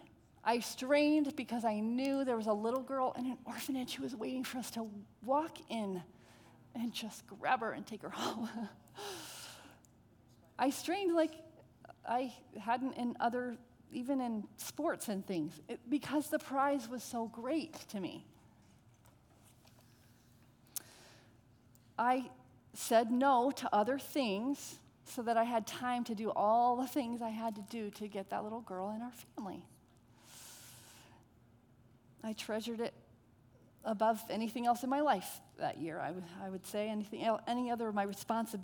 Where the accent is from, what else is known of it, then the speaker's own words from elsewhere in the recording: Connecticut, United States; I'm from Connecticut